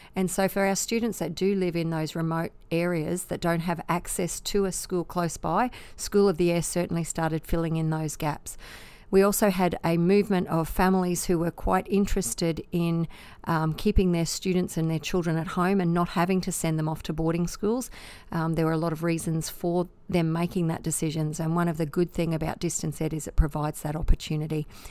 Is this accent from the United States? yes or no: no; Australia; we really are living in the lucky country